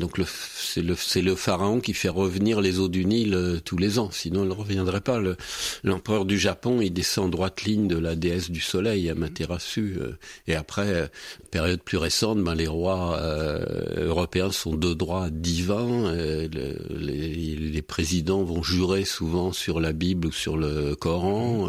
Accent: Berry, Centre-Val de Loire, France; je suis bérichon et du centre de la France

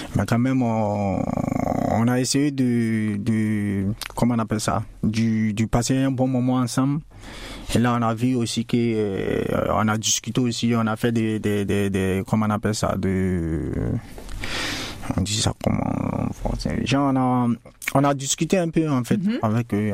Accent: Côte d’Ivoire; now in France; je viens de la Côte d'Ivoire.

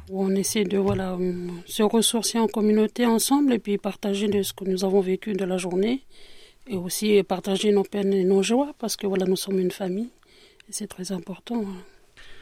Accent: New Caledonia; now in France; je suis d'origine kanak je suis de Nouvelle-Calédonie

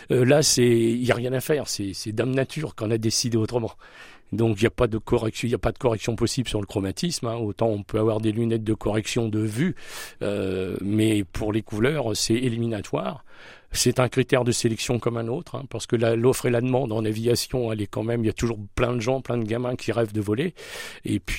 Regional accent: Hauts-de-France, France; je suis natif de Picardie, donc j'ai appris à piloter à Lens, dans l'Aisne.

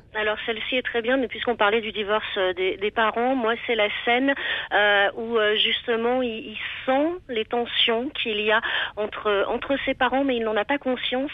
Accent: Limousin, Nouvelle-Aquitaine, France; j'ai grandi dans le Limousin

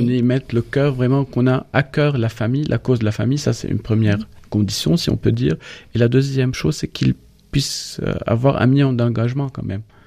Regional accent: Lebanon; moved away as an adult; now in France; nous, en tant que Libanais, on peut pas dire que nous sommes seulement francophones

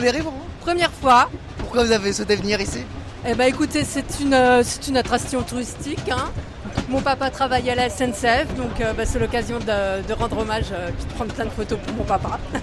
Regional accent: Nancy, Grand Est, France; now in Finistère, France; On est originaire de Nancy et on habite dans le Finistère

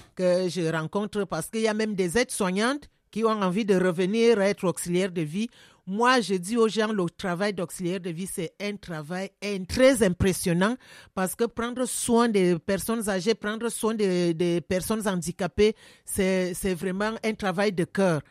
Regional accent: Cameroon; moved away as an adult; now in France; ça c'est un travail que je fais depuis que j'étais enfant chez moi au Cameroun

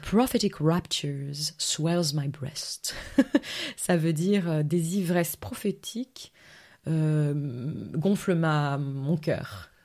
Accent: Verviers, Wallonia, Belgium; moved away as an adult; also born or lived in London, United Kingdom; now in France; je suis né à Verviers, donc c'est vrai que Stavlo, c'est vraiment pas loin

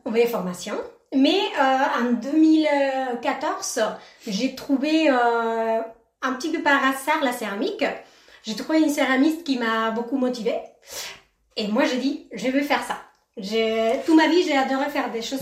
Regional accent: Argentina; French is a second language; now in Courtisols, France; je suis argentine

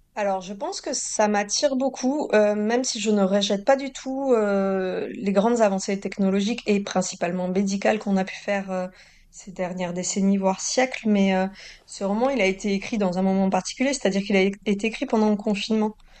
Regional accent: Toulouse, Occitania, France; now in Normandy, France; j'ai grandi à Toulouse et que maintenant je vis en Normandie

